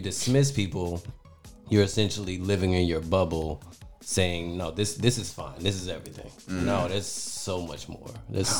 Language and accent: English; Detroit, Michigan, United States; now in Florida, United States; I grew up in Detroit, and the only thing I knew was what life was like growing up in Detroit.